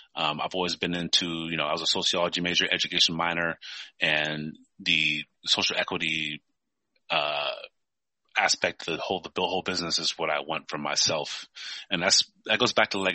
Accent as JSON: {"language": "English", "town": "Modesto", "region": "California", "country": "United States", "tie": "born or raised there", "also_born_or_lived": "Africa", "said": "I grew up in Modesto, California. I'm from Africa. I moved to California at 6, and I moved to Modesto, California"}